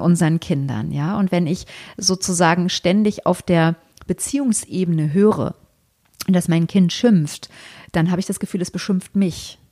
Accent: Germany; wir in Deutschland

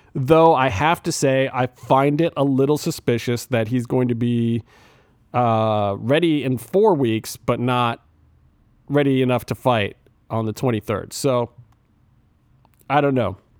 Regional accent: Cleveland, Ohio, United States; I'm from Cleveland

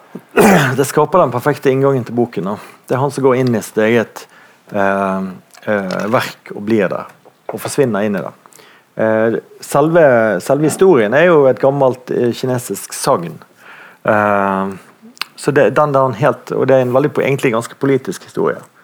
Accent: Bergen, Vestland, Norway; i Bondtveitsdalen, der jeg vokste opp

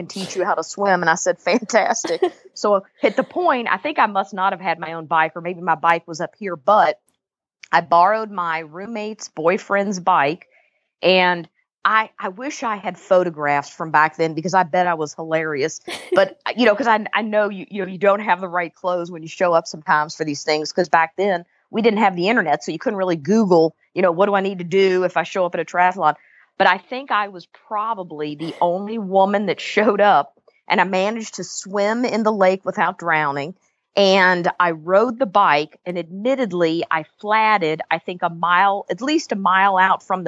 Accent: Louisville, Kentucky, United States; moved away; also born or lived in Jacksonville, Florida / Northampton, Massachusetts; I grew up in Louisville, Kentucky

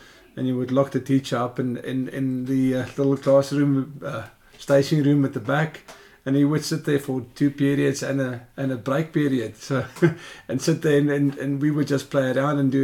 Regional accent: Johannesburg, Gauteng, South Africa; moved away as an adult; now in Australia; I grew up in Johannesburg side

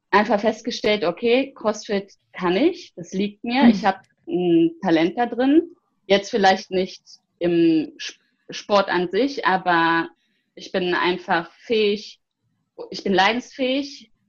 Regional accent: Bergisch Gladbach, North Rhine-Westphalia, Germany; Ich möchte nämlich in meiner Heimat, also in meiner Heimatstadt Bergisch Gladbach

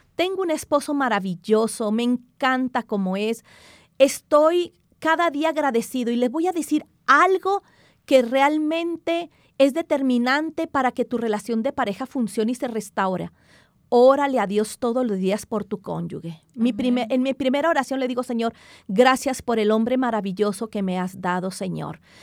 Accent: Mexico; now in Colombia; yo soy mexicana

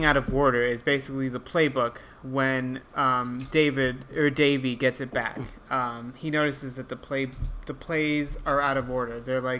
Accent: Los Angeles, California, United States; I grew up in Atwater Village, which is like literally 5 minutes away from Dodger Stadium.

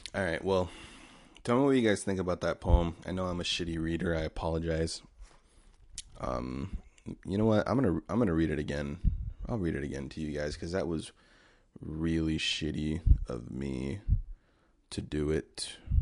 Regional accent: United States; as an American

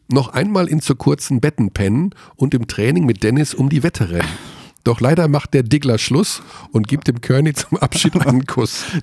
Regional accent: Tyrol, Austria; Ich bin ja Tiroler.

